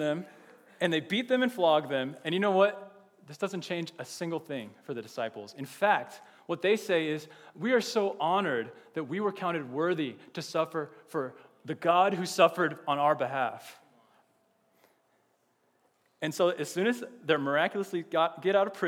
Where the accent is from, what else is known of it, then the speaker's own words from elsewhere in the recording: Austin, Texas, United States; now in Champaign, United States; I'm from Texas, and I'm from Austin, and Austin is an amazing city.